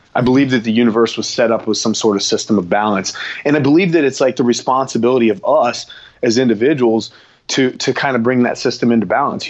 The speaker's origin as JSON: {"language": "English", "town": "Florence", "region": "Kentucky", "country": "United States", "tie": "born or raised there", "also_born_or_lived": "Cincinnati, Ohio", "said": "born in Kentucky, but and I'm and I'm from Kentucky"}